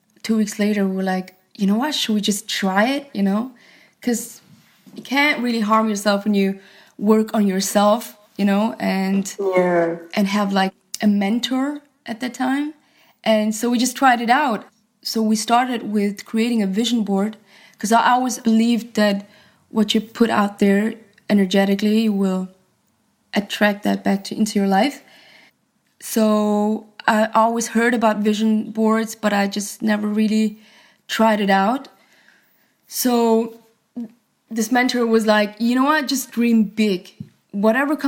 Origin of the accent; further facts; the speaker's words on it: Switzerland; I was born and raised in Switzerland, so I felt like we were far away from the industry